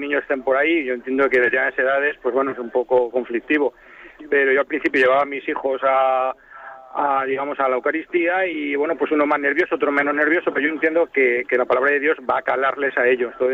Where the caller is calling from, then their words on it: Zaragoza, Aragon, Spain; de Zaragoza.